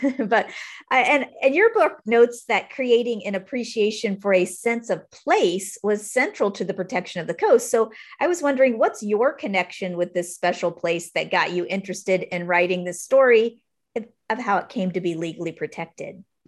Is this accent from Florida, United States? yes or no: yes; South Florida, United States; I'm from South Florida